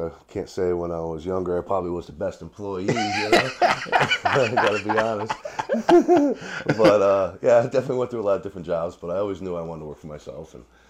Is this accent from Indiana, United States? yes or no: no; Wallingford, Connecticut, United States; I'm originally from Wallingford. My family itself is originally from New Haven area. Okay. And I've been a lifelong resident of Wallingford, Connecticut for, unfortunately, 51 years now.